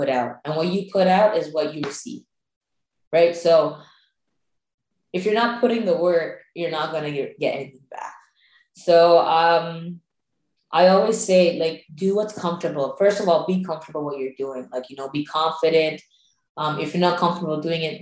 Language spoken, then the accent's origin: English; Sri Lanka; moved away; Growing up in Sri Lanka.